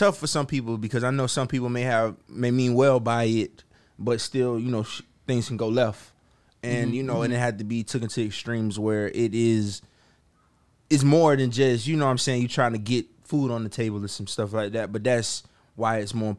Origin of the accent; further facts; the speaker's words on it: Florida, United States; Because I'm from Florida, bro.